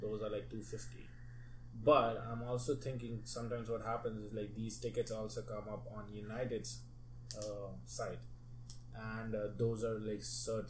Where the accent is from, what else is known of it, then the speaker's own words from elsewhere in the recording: India; moved away as an adult; also born or lived in Texas; I'm Indian.